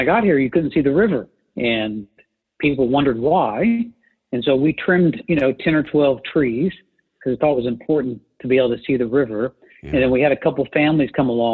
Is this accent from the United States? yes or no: yes; Bolivar, Missouri, United States; I grew up in Bolivar, Missouri